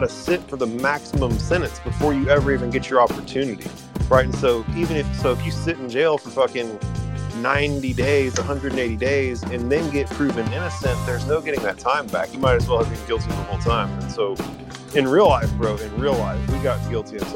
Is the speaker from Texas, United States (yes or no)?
yes; Williamson County, Texas, United States; Williamson County, the county that we grew up in Texas